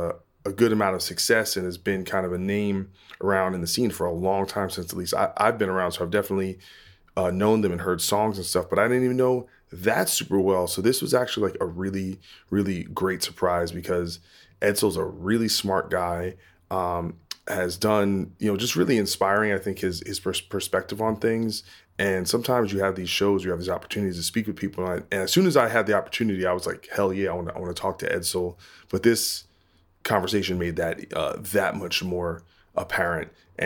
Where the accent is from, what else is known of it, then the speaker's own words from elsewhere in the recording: New Jersey, United States; So I'm from New Jersey originally.